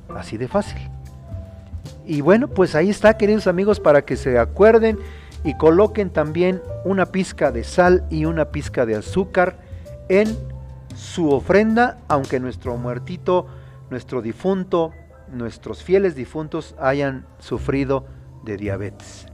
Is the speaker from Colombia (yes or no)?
no; Mexico; tenemos los mexicanos